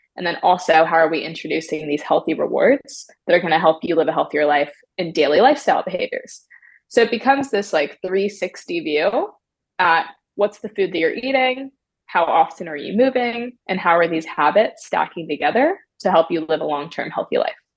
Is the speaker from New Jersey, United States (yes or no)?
no; Maryland, United States; moved away as an adult; now in California, United States; I'm originally from Maryland. I grew up in a small town